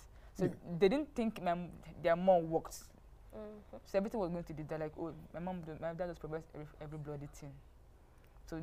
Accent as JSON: {"language": "English", "town": "Aba", "region": "Abia", "country": "Nigeria", "tie": "born or raised there", "said": "I grew up in Abia State, like a conk Igbo environment"}